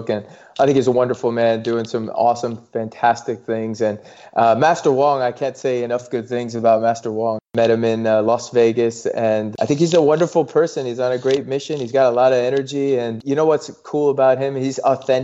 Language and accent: English; Toronto, Ontario, Canada; moved away; also born or lived in California; my parents sacrificed quite a bit to immigrate from India to Canada, where I grew up in Toronto